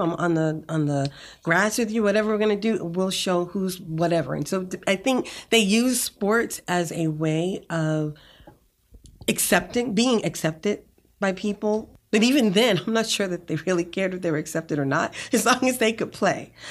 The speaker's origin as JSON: {"language": "English", "town": "Boston", "region": "Massachusetts", "country": "United States", "tie": "born or raised there", "moved": "as an adult", "lives_now": "Rio Grande Valley, Texas, United States", "said": "I'm from Boston, Massachusetts, and I was bused to an all-white school"}